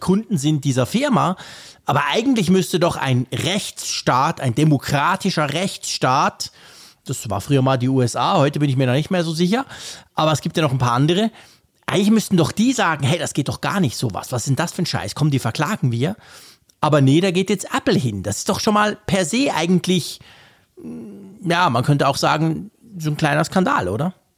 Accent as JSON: {"language": "German", "country": "Switzerland"}